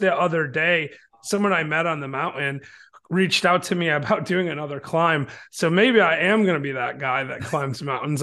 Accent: Michigan, United States; now in Chattanooga, United States; I'm from Michigan originally

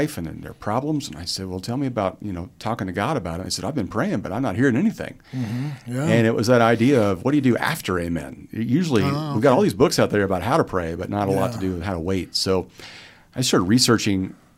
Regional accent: Wichita, Kansas, United States; now in Valencia, California, United States; I grew up in Wichita, Kansas

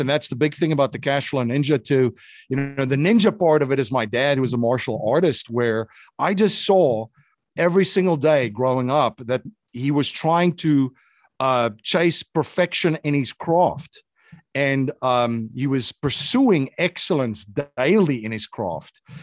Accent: South Africa; moved away; growing up in an authoritarian country

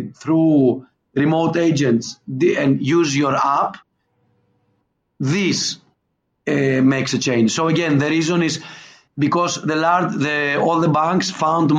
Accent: Skiathos, Thessaly, Greece; now in Lagos, Nigeria; I'm originally from Greece, and the place where my family comes from is the island of Skiathos, where they made the Mamma Mia movie. So as you can imagine, my hometown is a very touristic place

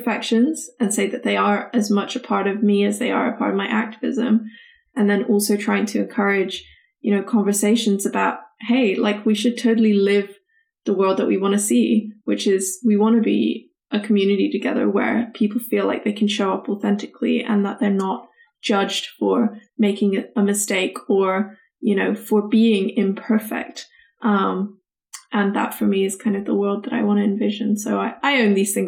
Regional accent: Hong Kong; now in Bristol, United Kingdom; I'm based in the UK, but I am from Hong Kong

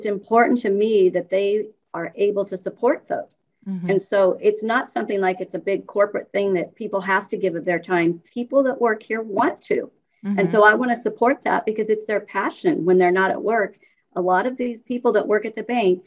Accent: Milford, Nebraska, United States; moved away as an adult; now in Lincoln, United States; I grew up in Milford, Nebraska, which is about 25 miles west of Lincoln.

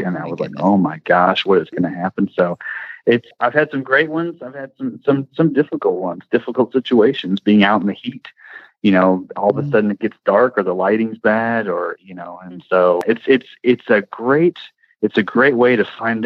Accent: Louisville, Kentucky, United States; I go to Churchill, of course, all the time because it's in my hometown

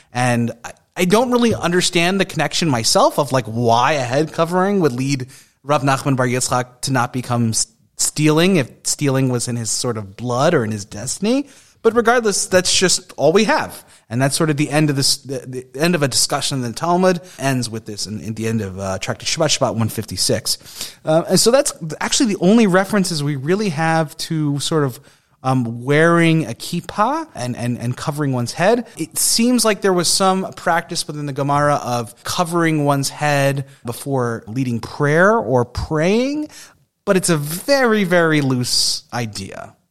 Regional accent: Long Island, New York, United States; a Jew growing up in Long Island where there was tons of Jews

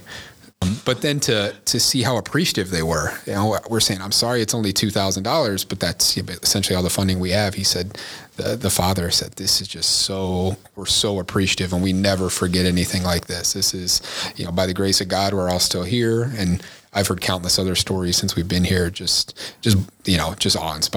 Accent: Texas, United States; now in Naperville, United States; growing up in Texas, I don't think we ever had any major tornadoes, at least where I'm from, that hit our town.

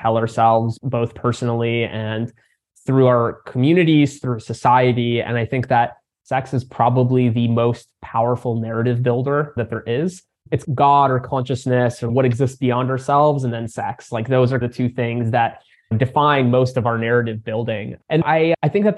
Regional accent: United States; also born or lived in Crimea; came over to the States as just a baby, and grew up in a community for refugees who were coming out of the region

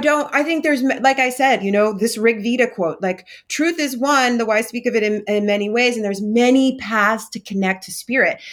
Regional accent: Vermont, United States; I'm from the East Coast in Vermont

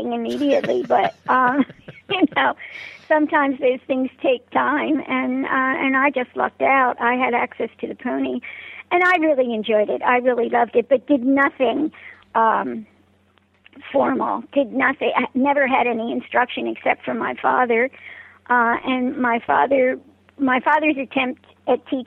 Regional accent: Philadelphia, Pennsylvania, United States; moved away as an adult; also born or lived in Springfield, Pennsylvania; now in Unionville, United States; I was born and raised in Philadelphia, Pennsylvania, in the city of Philadelphia

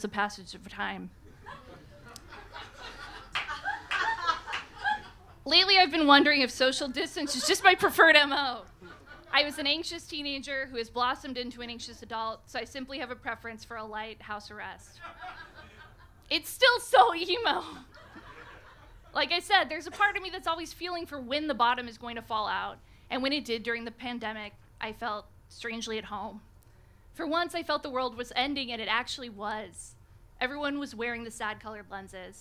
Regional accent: Reno, Nevada, United States; moved away as an adult; also born or lived in San Francisco; After college, I moved from my hometown of Reno, Nevada to San Francisco.

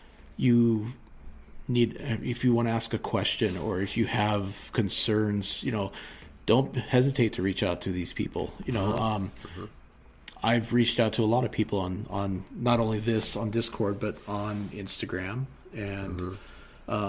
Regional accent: Seattle, Washington, United States; now in Montana, United States; my hometown. Mm. I lived in the foothills of Seattle

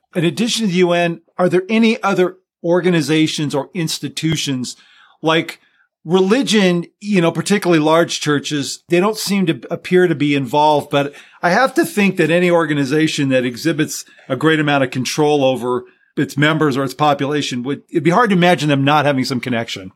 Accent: Los Angeles, California, United States; moved away as an adult; I grew up in Southern California and so San Fernando Valley

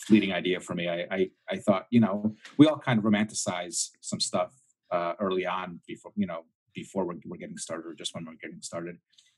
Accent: Minnesota, United States; I'm from Minnesota.

